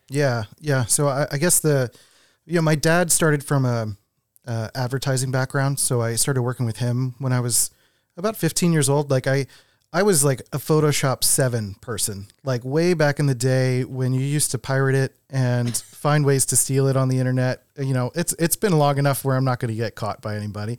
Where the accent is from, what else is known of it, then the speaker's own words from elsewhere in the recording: Philadelphia, Pennsylvania, United States; also born or lived in West Coast; now in Rochester, United States; I'm from Philadelphia, and then I lived on the West Coast for seven years